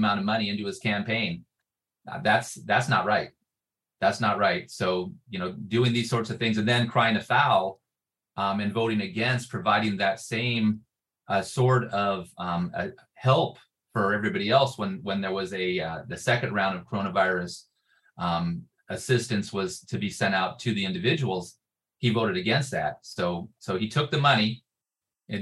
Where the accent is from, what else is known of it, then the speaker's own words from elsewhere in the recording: Santee, California, United States; I grew up in Santee